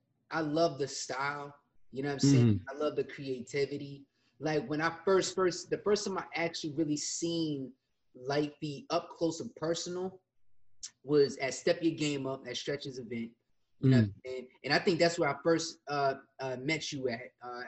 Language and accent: English; New Jersey, United States; now in South Jersey, United States; I'm originally from North Jersey